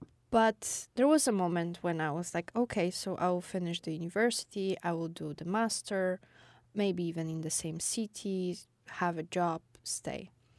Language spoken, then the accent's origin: English; Wrocław, Lower Silesian Voivodeship, Poland; born there; I was born in a way bigger city than I lived before. So there was always like, oh, I was born in Wrocław.